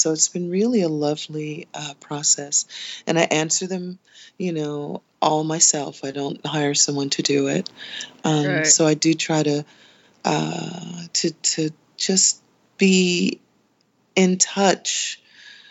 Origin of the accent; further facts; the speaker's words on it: New York City, New York, United States; now in New Jersey, United States; I am a Brooklyn native. I was born in Brooklyn, New York.